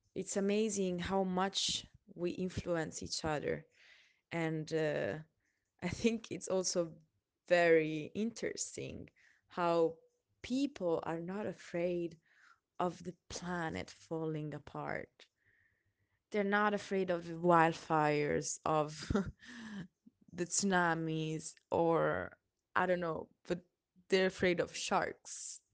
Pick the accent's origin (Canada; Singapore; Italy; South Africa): Italy; English is a second language; now in Sweden; I'm from Italy, but I'm actually living in Sweden.